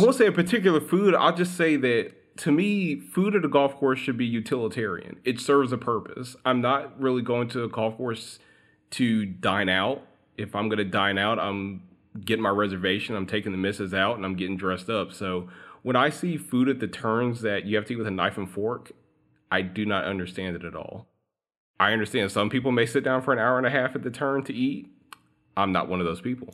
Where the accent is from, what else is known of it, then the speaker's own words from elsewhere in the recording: Alabama, United States; I grew up in Alabama